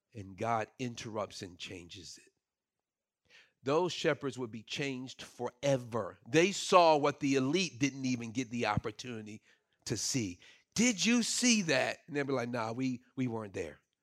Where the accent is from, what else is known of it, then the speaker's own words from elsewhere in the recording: Brooklyn, New York, United States; moved away; I grew up in Brooklyn and all of my experience was city